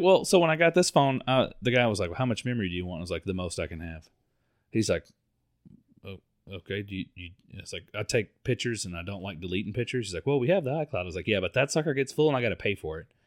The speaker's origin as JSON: {"language": "English", "town": "Mount Dora", "region": "Florida", "country": "United States", "tie": "born or raised there", "said": "we grew up in Mount Dore. We grew up fishing on Lake Ola"}